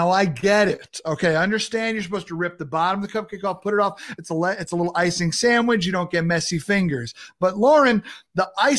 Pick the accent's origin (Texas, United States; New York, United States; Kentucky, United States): New York, United States; Long Island; Growing up in New York, on Long Island